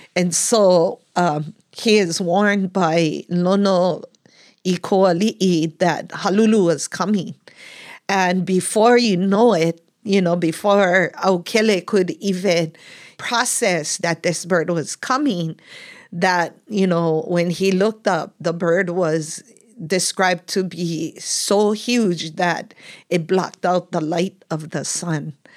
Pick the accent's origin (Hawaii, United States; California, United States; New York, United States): Hawaii, United States; Kupahua, Puna; growing up In Kupahua, and a lot of times people refer that whole Lower Puna area is Kalapana